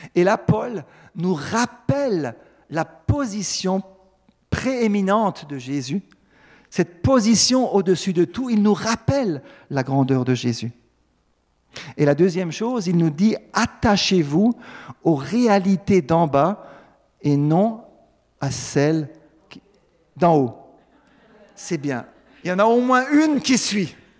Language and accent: French; Alsace, Grand Est, France; en tant que bon Alsacien